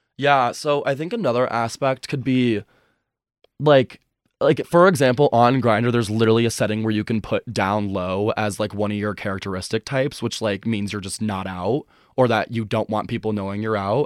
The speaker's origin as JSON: {"language": "English", "area": "a suburb outside of Chicago", "region": "Illinois", "country": "United States", "tie": "born or raised there", "also_born_or_lived": "Boulder, Colorado", "moved": "as an adult", "said": "I grew up in a suburb outside of Chicago"}